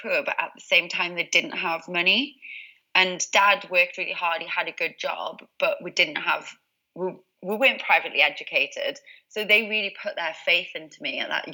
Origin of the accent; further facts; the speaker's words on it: Newcastle upon Tyne, North East England, United Kingdom; I'm originally from Newcastle, as you can probably tell by the accent.